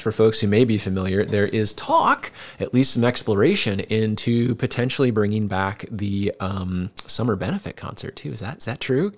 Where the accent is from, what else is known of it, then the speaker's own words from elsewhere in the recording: Decorah, Iowa, United States; moved away as an adult; also born or lived in California; I knew Kent and Diane when I was a kid growing up here in Decorah